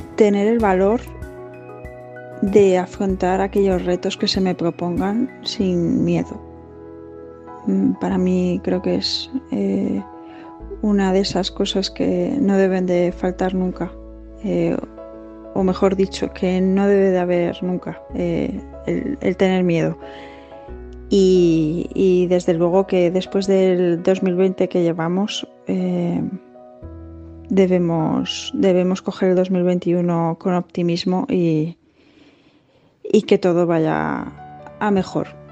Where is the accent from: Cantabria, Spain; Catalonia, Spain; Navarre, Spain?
Cantabria, Spain; Santander; soy de Santander